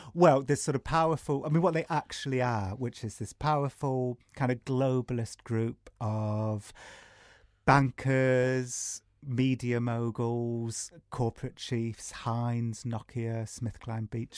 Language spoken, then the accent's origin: English; England, United Kingdom; I'm from England